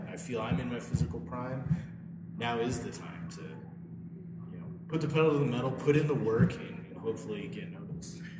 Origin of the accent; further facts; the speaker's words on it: Missoula, Montana, United States; I was living in my hometown of Missoula, Montana